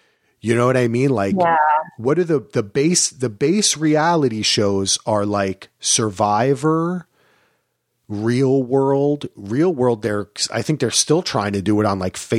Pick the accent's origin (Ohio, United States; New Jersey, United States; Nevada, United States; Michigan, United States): New Jersey, United States; You know, growing up in Jersey and spending so much time in New York, there's so many Hasidic people.